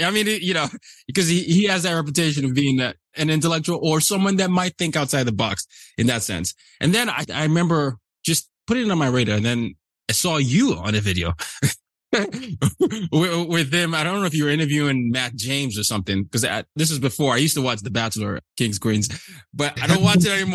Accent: Nigeria; I'm from Nigeria

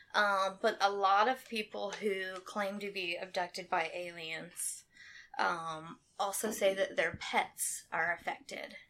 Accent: Anderson, United States; I'm from Anderson. I've lived here most of my life

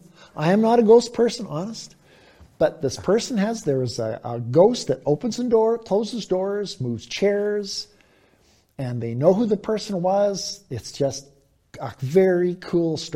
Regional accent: Victoria, British Columbia, Canada; also born or lived in Vancouver; I grew up in Victoria and also lived for years in Vancouver

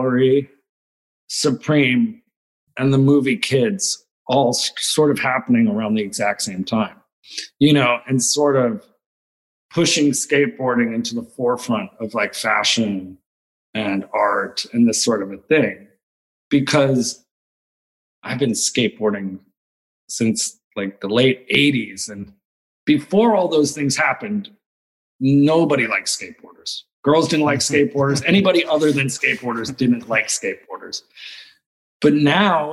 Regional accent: New Jersey, United States; moved away; also born or lived in New York; I'm very proudly like New Jersey raised

